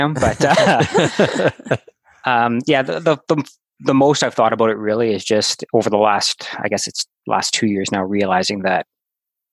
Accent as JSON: {"language": "English", "town": "Winnipeg", "region": "Manitoba", "country": "Canada", "said": "I'm from Winnipeg"}